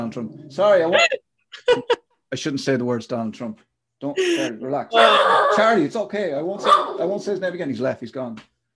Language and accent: English; Ireland; us as Irish people, modern Irish people